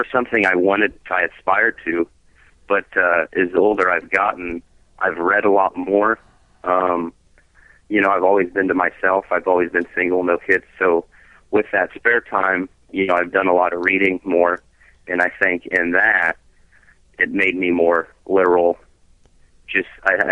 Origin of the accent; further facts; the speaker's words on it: Kansas, United States; I'm from Kansas.